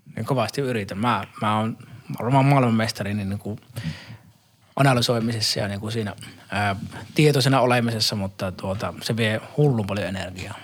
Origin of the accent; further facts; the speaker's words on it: Saarijärvi, Central Finland, Finland; Saarijärveltä, missä mä oon kotoisin